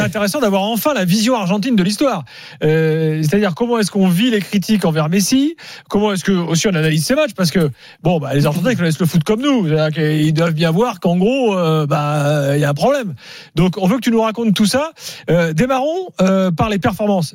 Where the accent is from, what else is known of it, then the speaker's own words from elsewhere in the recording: France; chez nous en France